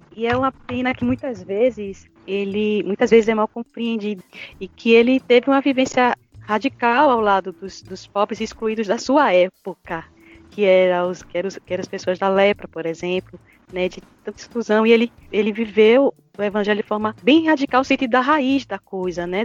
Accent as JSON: {"language": "Portuguese", "town": "Ipojuca", "region": "Pernambuco", "country": "Brazil", "said": "sou pernambucana, nordestina, da cidade de Ipojuca, Pernambuco"}